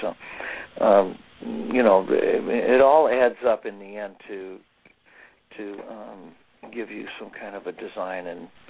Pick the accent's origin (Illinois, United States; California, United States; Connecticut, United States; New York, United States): Illinois, United States; Streator; My hometown, Streeter, Illinois, was like the glass container capital of the world. So we had two huge glass producing factories that made bottles and jars and stuff like that.